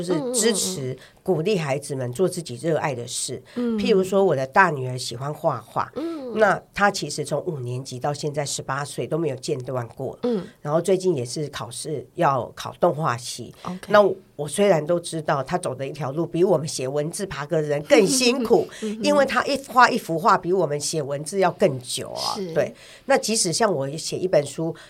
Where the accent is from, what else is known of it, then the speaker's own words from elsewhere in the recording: Taiwan; 像我们这一代六年级生，我们是读中国历史长大的，我们对于台湾史并不是很了解。